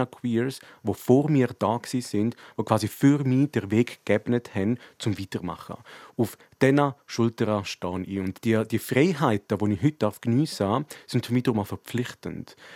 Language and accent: German; Graubünden, Switzerland; dass man als Bündner Persönlichkeit etwas machen soll.